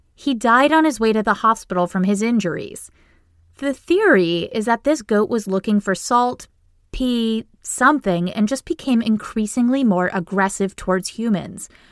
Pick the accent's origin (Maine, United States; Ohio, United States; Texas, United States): Maine, United States; now in Boston, United States; I grew up in a tiny town in Maine